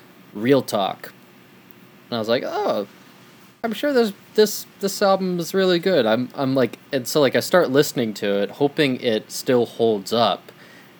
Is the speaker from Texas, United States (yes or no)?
no; Massachusetts, United States; where I grew up in Massachusetts.